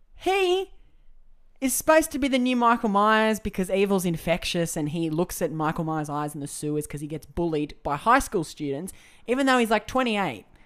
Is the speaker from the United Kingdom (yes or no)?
no; Australia; I am Aussie